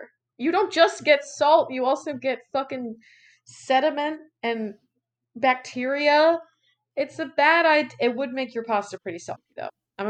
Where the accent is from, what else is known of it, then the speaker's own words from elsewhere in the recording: Texas, United States; I was born and raised in Texas, so I have to say pecan.